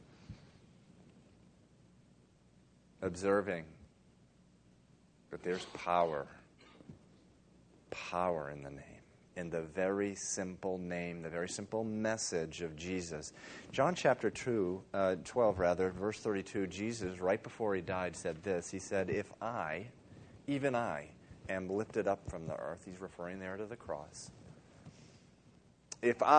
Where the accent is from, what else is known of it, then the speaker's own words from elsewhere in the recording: Dover, Massachusetts, United States; a little boy of 7 or 8, growing up in Dover, Massachusetts